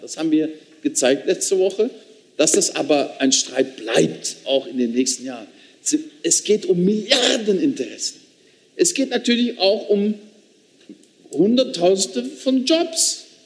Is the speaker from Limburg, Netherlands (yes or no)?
yes; Limburg, Netherlands; accent: Limburgish; German is a second language; moved away; mein Dialekt gesprochen hat aus meiner Region, Limburgisch.